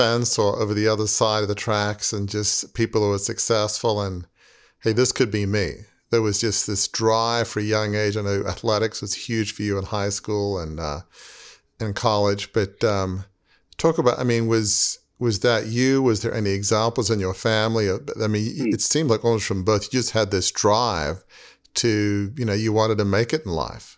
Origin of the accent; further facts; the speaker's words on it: Australia; I grew up in Australia